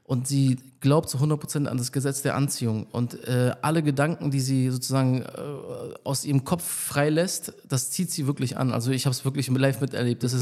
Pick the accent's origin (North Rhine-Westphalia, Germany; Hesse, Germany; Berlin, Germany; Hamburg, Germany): Berlin, Germany; ähm, bin aus Berlin, also ich bin hier aufgewachsen, ich bin seit äh, äh hier.